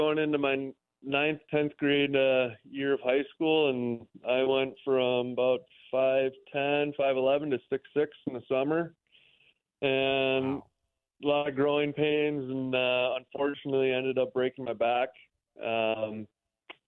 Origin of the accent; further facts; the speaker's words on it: Minnesota, United States; moved away as an adult; now in Wichita, United States; I'm from Minnesota, so it's only about 7.5 hours from my home